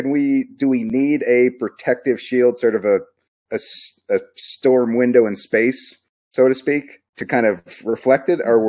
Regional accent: Arizona, United States; I grew up in Arizona

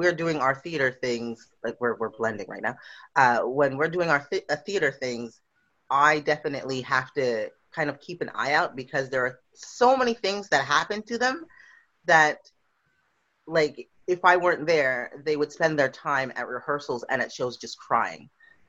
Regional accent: Western Canada, Canada; No, but where are you from? Canada. Yeah. But where are you from? Western Canada?

